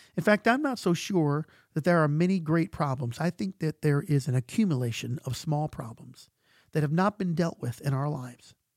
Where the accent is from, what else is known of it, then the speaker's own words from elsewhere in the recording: United States; we're American